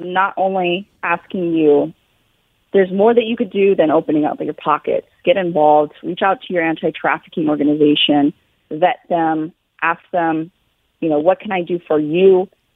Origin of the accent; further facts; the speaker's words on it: Billings, Montana, United States; I'm personally from Billings, Montana